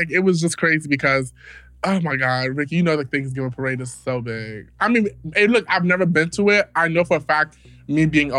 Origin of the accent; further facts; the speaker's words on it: New York City, New York, United States; I am from the Bronx, New York.